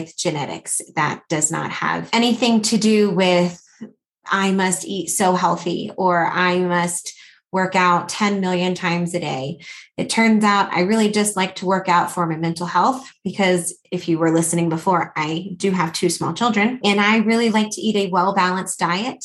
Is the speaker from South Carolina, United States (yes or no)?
no; Atlanta, Georgia, United States; now in Colorado Springs, United States; I'm originally from Atlanta, Georgia. So if you hear a little bit of that accent coming through, that's where it's from